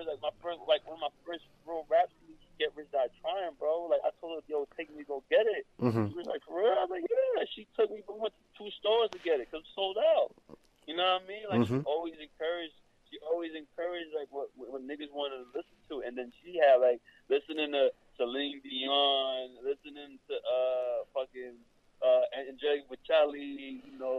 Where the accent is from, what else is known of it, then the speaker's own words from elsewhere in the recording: New York, United States; also born or lived in Miami; I was born in New York, but I was raised between New York and Miami.